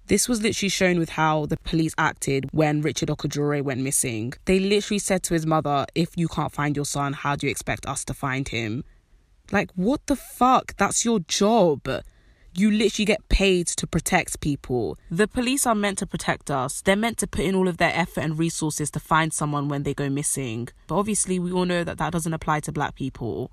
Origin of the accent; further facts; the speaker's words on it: United Kingdom; I know I'm British. I have a British citizenship. I was born in this country